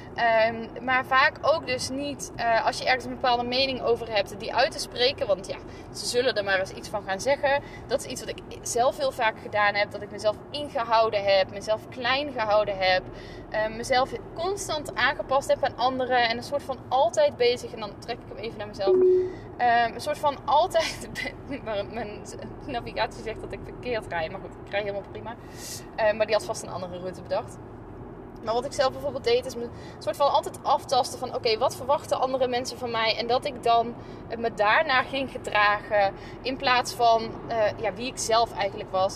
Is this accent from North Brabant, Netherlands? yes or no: yes; North Brabant, Netherlands; moved away; also born or lived in northern Netherlands; ik kom uit Brabant. Dus ik zeg, eh, en, en zal ook waarschijnlijk altijd blijven zeggen, ons mam, als ik het heb over mijn moeder. En, en hier in het noorden moeten ze daar nog wel eens aan wennen